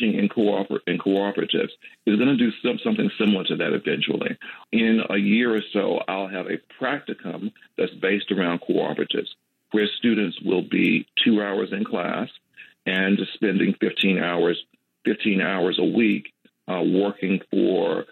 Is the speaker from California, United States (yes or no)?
no; Magnolia, Mississippi, United States; I grew up in Magnolia, Mississippi, southwest Mississippi